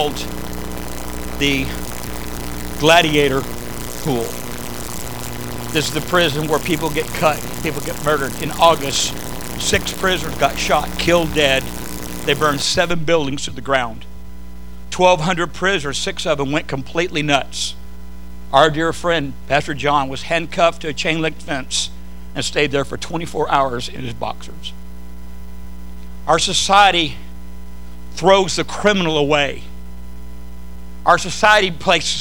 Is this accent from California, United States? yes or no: yes; Southern California, United States; I grew up in Southern California